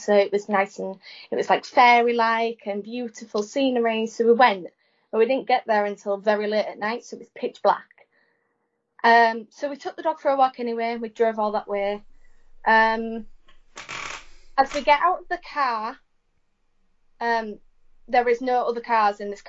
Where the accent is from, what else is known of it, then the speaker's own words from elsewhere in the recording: Hornsea, Yorkshire and the Humber, United Kingdom; We're from Hornsey, which is right on the east coast